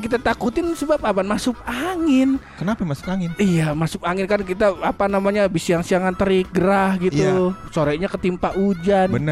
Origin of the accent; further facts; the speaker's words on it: Depok, West Java, Indonesia; sebagai orang Depok, orang Depok yang sekolah